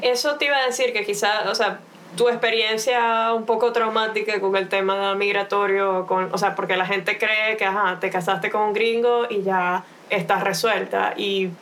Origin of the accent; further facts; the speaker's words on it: Maracaibo, Zulia, Venezuela; now in Buenos Aires, Argentina; nosotros somos maracuchos